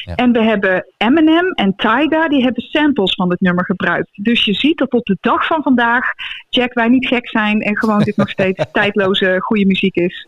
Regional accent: North Brabant, Netherlands; ik kom uit het, eh, uit het Brabantse land

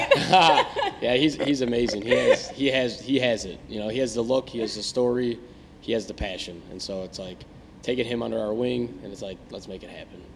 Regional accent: Tinley Park, Illinois, United States

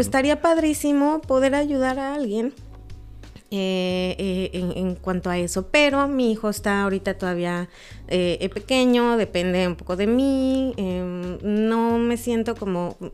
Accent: Mexico City, Mexico; now in Cancún, Mexico; yo soy de México

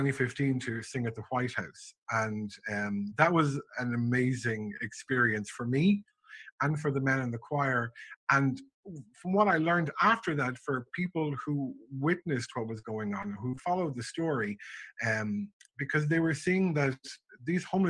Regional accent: a small town west of Dublin, Leinster, Ireland; also born or lived in St. Pete Beach, Florida; now in Atlanta, United States; I grew up in Ireland, a very small town just west of Dublin

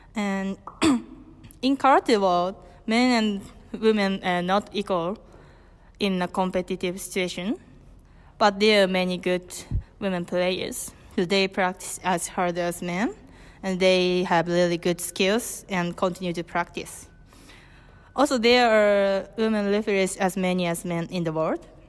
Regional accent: Hokkaido, Japan; English is a second language; I'm from Hokkaido, Japan

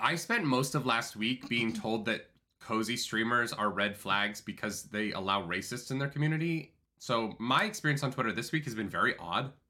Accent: Calgary, Alberta, Canada; moved away; my hometown

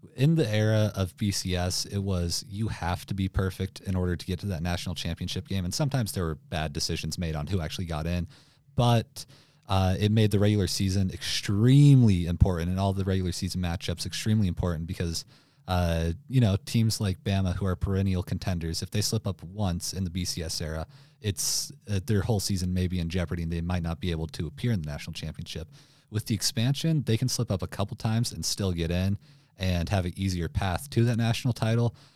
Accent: Boise, Idaho, United States; I'm from Boise, Idaho.

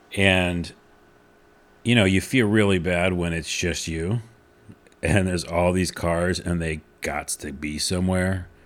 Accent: New York City, New York, United States; moved away; also born or lived in West Coast; I'm from New York originally.

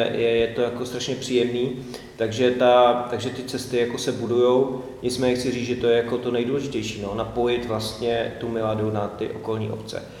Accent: Česká Lípa, Liberec Region, Czechia; also born or lived in Modlany; já jsem se narodil v České Lípě

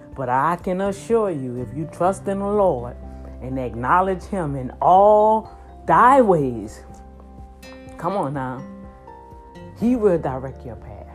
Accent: New Orleans, Louisiana, United States; moved away as an adult; also born or lived in Houston, Texas; now in near Houston, United States; in my hometown, in New Orleans, Louisiana, where I was born and raised.

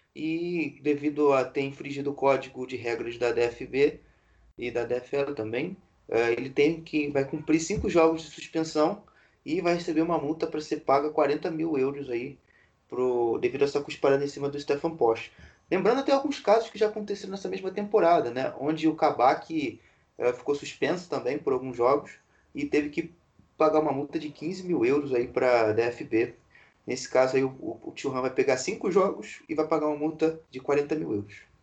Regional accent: Brazil; nós brasileiros

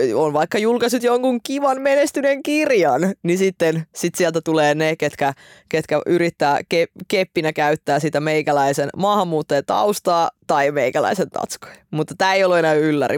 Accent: Estonia; now in Finland; mä oon syntynyt Virossa

